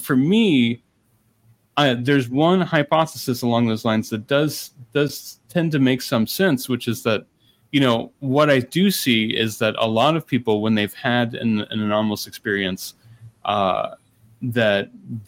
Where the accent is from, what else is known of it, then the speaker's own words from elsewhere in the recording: United States; also born or lived in Ohio / Indiana; I grew up in Ohio, I grew up in Indiana